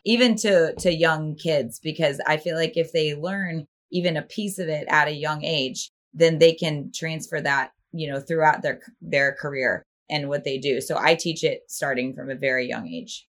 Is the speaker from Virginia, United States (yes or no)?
yes; Northern Virginia, United States; I grew up in Northern Virginia, right outside of DC.